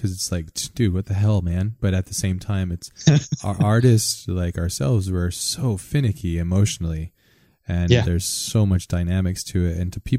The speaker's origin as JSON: {"language": "English", "region": "Hawaii", "country": "United States", "tie": "born or raised there", "said": "growing up in Hawaii"}